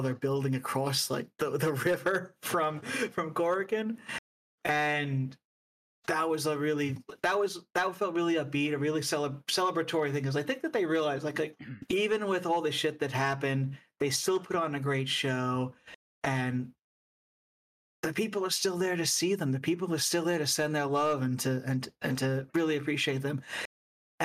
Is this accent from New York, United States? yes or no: yes; New York City, New York, United States; I'm from New York, you know, and I'm familiar with the area.